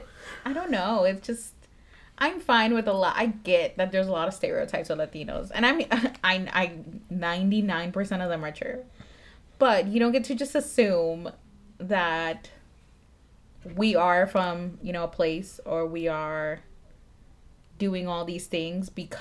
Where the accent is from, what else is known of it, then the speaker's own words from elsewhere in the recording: Metairie, Louisiana, United States; also born or lived in Nicaragua; I grew up in Fat City